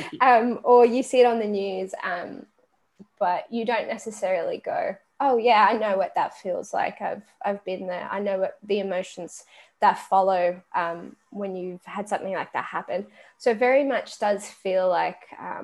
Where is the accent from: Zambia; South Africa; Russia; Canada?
South Africa; also born or lived in Australia; now in United States; Grew up in South Africa, then moved to Australia. And now I live in America